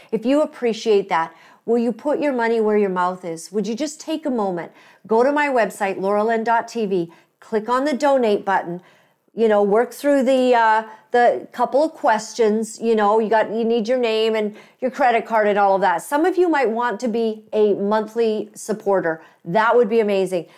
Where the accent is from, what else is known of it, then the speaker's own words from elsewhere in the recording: Canada; proud to be Canadian